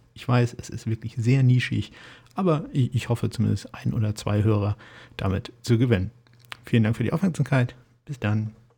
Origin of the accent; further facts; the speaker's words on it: Kiel, Schleswig-Holstein, Germany; ich komme aus Kiel